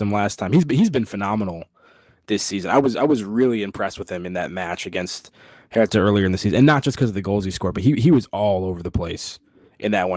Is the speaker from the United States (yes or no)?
yes; United States; as an American